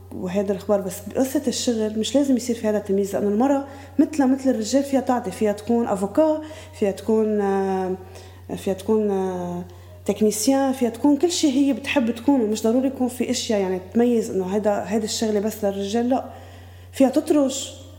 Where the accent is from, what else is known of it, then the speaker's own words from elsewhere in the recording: Beqaa, Lebanon; moved away as an adult; also born or lived in Bqaa Kafra; now in Byblos, Lebanon; أنا من البقاع مجوزة على بقاع كفرة عندي أربع أولاد آه، قاعدة بجبال